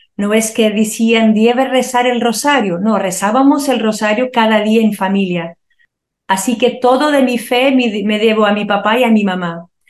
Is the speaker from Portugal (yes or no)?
yes; Porto, Norte, Portugal; cuando éramos muy pequeños todavía mi papá se murió en un accidente, nos mudamos a una otra ciudad del Oporto